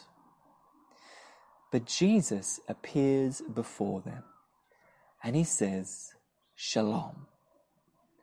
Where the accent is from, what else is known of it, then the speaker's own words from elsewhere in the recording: South Africa; now in Australia; I'm from South Africa